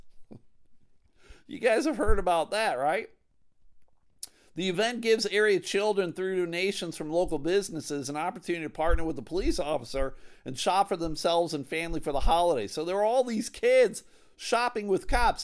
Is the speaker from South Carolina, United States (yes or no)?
no; Buffalo, New York, United States; now in Michigan, United States; I'm from Buffalo, New York